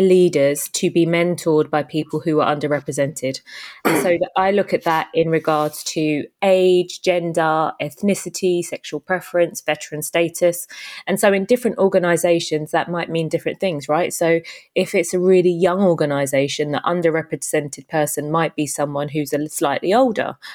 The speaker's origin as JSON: {"language": "English", "country": "United Kingdom", "tie": "born or raised there", "also_born_or_lived": "Jamaica", "said": "I moved to the UK when I was about three, brought up in a single parent household"}